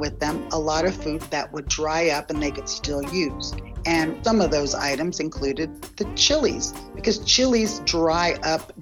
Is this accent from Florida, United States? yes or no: no; San Antonio, Texas, United States; I'm from San Antonio, Texas, and I'm an owner and operator of the Los Barrios Mexican restaurants here in San Antonio.